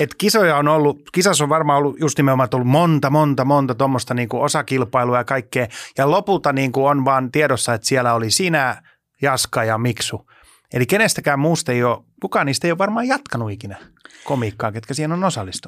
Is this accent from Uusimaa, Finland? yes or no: yes; Helsinki, Uusimaa, Finland; mä oon Helsingistä